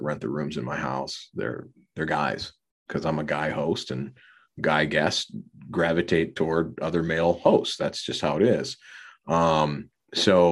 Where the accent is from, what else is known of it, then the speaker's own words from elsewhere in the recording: Minneapolis, Minnesota, United States; my hometown